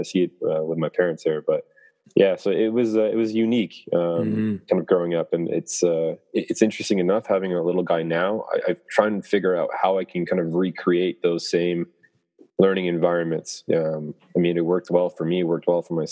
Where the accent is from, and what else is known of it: Canada; born or raised there